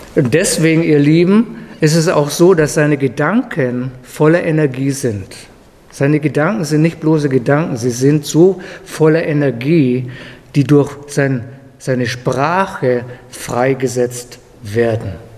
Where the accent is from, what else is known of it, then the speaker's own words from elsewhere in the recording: Germany; als Deutscher